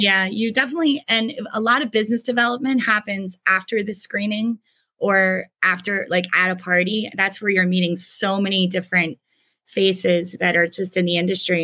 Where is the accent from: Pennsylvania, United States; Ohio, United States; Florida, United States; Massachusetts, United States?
Pennsylvania, United States; York; moved away as an adult; also born or lived in Hanover, Pennsylvania; I was raised in York, Pennsylvania